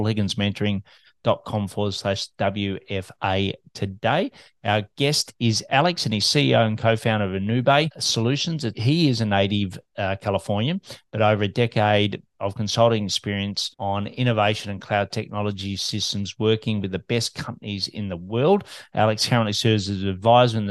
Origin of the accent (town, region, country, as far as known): Melbourne, Victoria, Australia